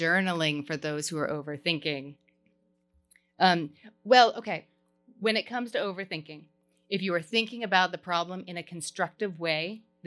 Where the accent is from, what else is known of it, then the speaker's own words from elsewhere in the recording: Kentucky, United States; I'm from Kentucky